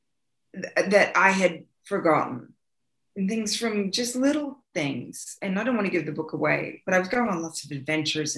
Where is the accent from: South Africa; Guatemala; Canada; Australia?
Australia; now in United States; I am Australian too